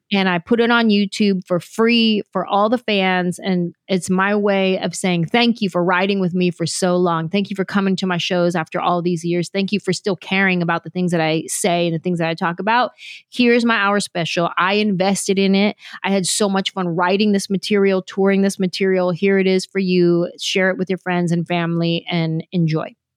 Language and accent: English; San Jose, California, United States; moved away as an adult; I grew up in San Jose, there's a huge Vietnamese population in San Jose